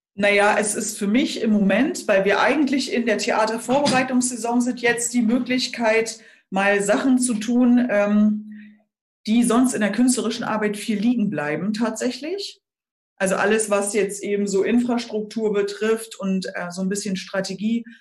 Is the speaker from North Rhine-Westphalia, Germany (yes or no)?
no; Schleswig-Holstein, Germany; bei uns in Schleswig-Holstein